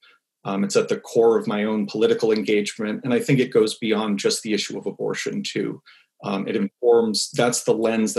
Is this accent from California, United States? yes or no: no; New Hampshire, United States; I grew up Catholic in New Hampshire